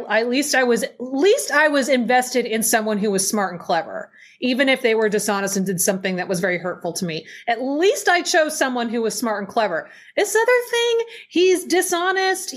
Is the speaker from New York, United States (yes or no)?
no; Oregon, United States; I grew up here in Oregon